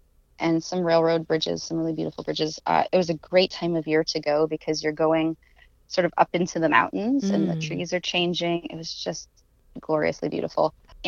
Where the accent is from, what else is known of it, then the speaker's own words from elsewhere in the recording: Nebraska, United States; I grew up in Nebraska.